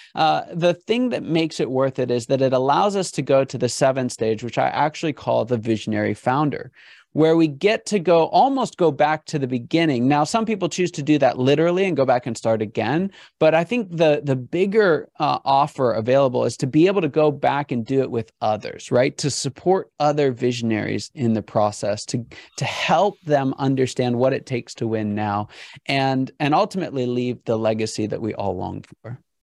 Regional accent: Pittsburgh, Pennsylvania, United States; I'm from Pittsburgh

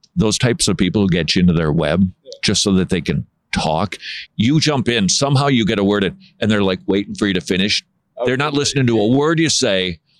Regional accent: Minnesota, United States; moved away; I actually come from Minnesota, okay. Right up there.

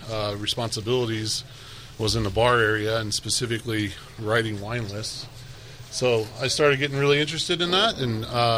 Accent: El Paso, Texas, United States; I was born in El Paso, but we ended up meeting in Houston.

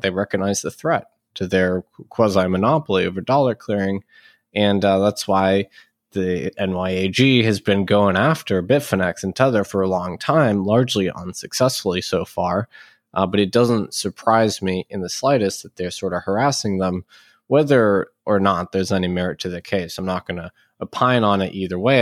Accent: United States; as an American

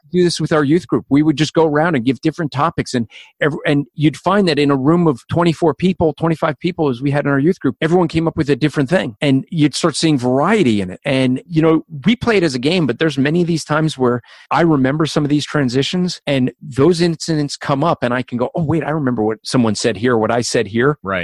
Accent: New Zealand; accent: Kiwi; with my Kiwi accent

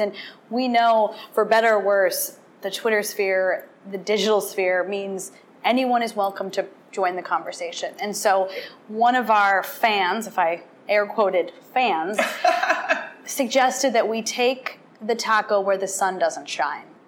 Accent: Wisconsin, United States; I did grow up in Wisconsin

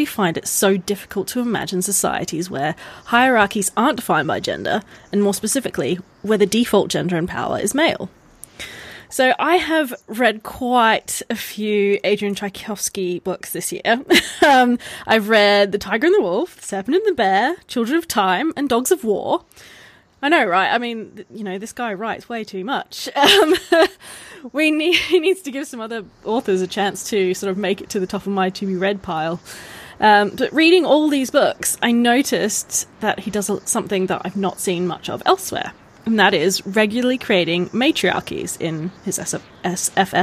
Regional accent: Australia; I'm Australian

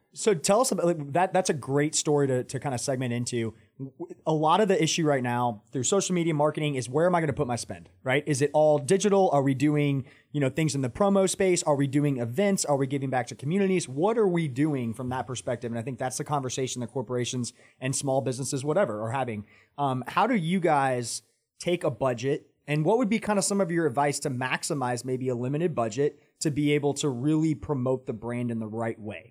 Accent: Atlanta, Georgia, United States; moved away as an adult; now in Charlotte, United States; I grew up in Atlanta, but then coming to Charlotte

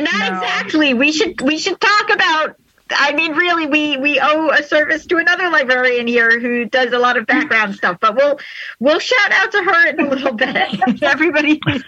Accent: Syosset, New York, United States; in Syosset, which is actually my hometown.

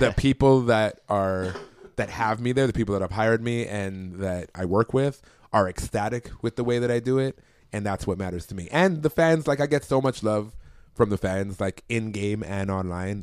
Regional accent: Toronto, Ontario, Canada; I'm from Toronto

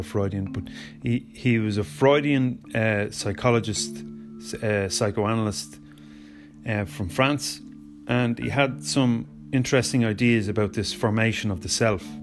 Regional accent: Ireland; I am Irish

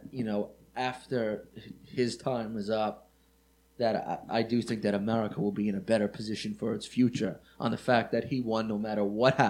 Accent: Merrick, New York, United States; I grew up in Merrick, you know, mostly Italian neighborhood.

